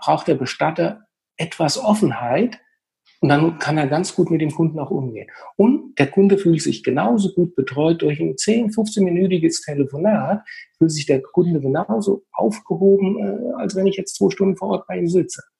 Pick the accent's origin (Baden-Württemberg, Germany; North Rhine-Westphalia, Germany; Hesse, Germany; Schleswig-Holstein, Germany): Hesse, Germany; Hüttenberg; ich komme aus Hüttenberg bei Gießen, das ist im schönen Mittelhessen